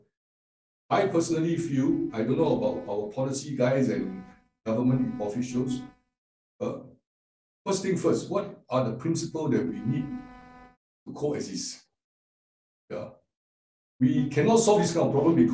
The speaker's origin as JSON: {"language": "English", "country": "Singapore", "said": "I am from Singapore, which is a city state"}